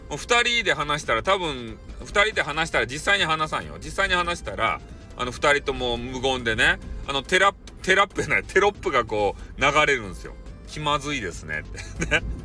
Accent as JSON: {"language": "Japanese", "region": "Fukuoka", "country": "Japan", "accent": "Hakata-ben", "said": "博多弁を操る"}